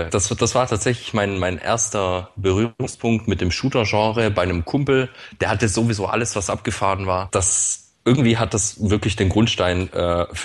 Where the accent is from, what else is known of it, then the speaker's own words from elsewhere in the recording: Swabia, Germany; Ich bin allerdings Urschwabe. Äh, ich, bin, ich bin in, in Schwaben geboren und aufgewachsen